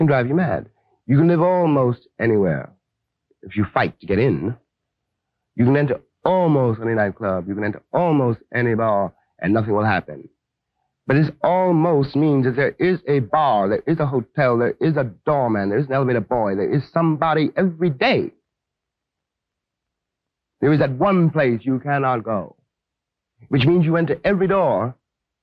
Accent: New York City, New York, United States; I grew up in Harlem.

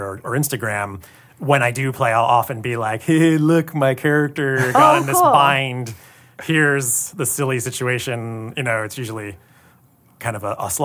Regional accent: Tacoma, Washington, United States; now in Los Angeles, United States; I grew up in Tacoma, not far from here

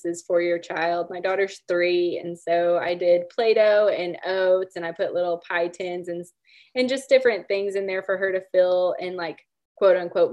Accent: Oklahoma, United States; I grew up in Oklahoma, born and raised

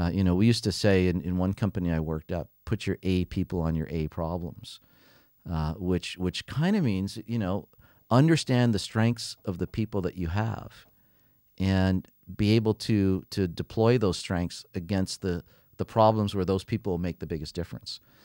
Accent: Canada; also born or lived in London; being Canadian

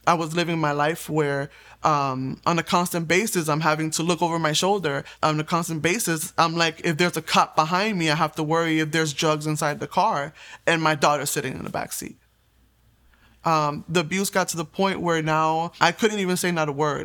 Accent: Puerto Rico; I was born in Puerto Rico

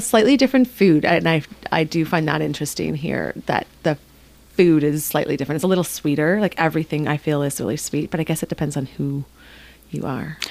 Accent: Canada; now in Ketchikan, United States; I'm actually Canadian

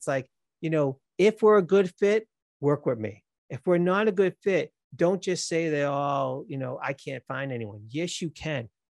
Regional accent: Massachusetts, United States; accent: Boston; That's how it is. I can't change my accent. It is what it is.

